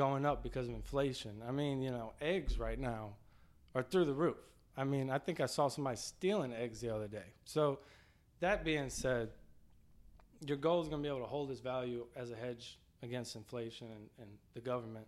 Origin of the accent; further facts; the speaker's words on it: Mandeville, Louisiana, United States; I grew up in Mandeville